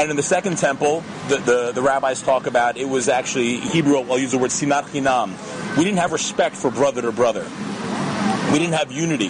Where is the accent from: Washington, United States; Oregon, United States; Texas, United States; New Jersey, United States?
New Jersey, United States; moved away as an adult; also born or lived in New York; now in Israel; I grew up in New Jersey, and i i love it there